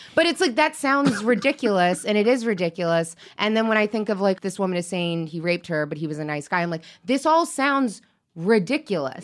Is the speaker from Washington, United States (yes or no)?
yes; Seattle, Washington, United States; I grew up in Seattle